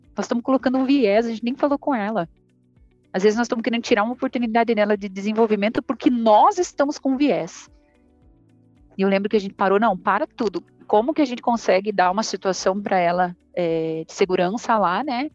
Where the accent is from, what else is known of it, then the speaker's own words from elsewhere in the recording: Ponta Grossa, Paraná, Brazil; moved away as an adult; now in Goiânia, Brazil; Eu sou sulista, sou de Ponta Grossa, no Paraná